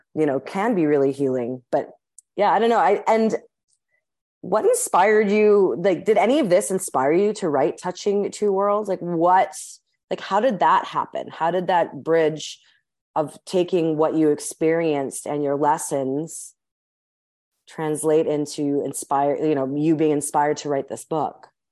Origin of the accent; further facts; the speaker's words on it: Winnipeg, Manitoba, Canada; I'm actually currently recording this from my hometown in Winnipeg